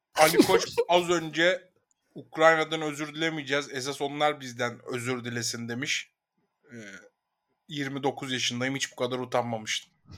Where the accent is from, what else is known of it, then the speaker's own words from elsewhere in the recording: Ankara, Turkey; Ankara büyüdüğüm yer zaten